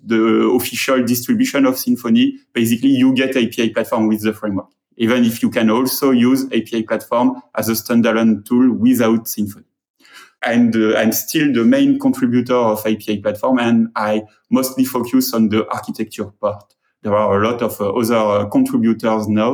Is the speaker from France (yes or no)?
yes; France; accent: French; English is a second language; I'm French, and my English accent is almost as terrible